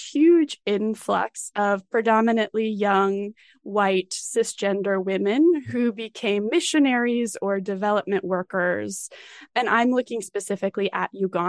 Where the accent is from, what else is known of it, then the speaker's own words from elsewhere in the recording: Colorado Springs, Colorado, United States; I grew up in Colorado Springs